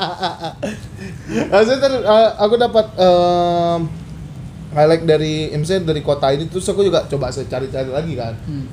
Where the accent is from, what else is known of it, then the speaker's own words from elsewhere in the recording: Aceh, Indonesia; now in Medan, Indonesia; Aku sebagai orang Aceh, yang pendatang ke sini